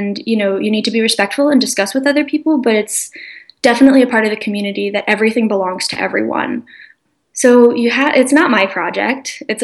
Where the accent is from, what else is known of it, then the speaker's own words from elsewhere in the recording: United States; also born or lived in Chicago, Illinois; a university called Midwestern University, which is actually in my hometown